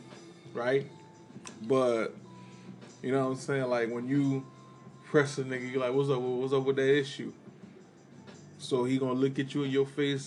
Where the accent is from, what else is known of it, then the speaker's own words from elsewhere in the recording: Miami, Florida, United States; Growing up in Miami